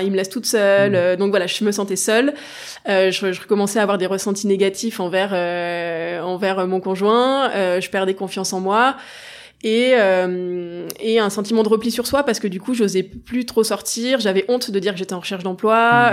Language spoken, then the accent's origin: French; Grenoble, Auvergne-Rhône-Alpes, France; Grenoble, donc j'ai toujours été entourée à peu près de, de montagne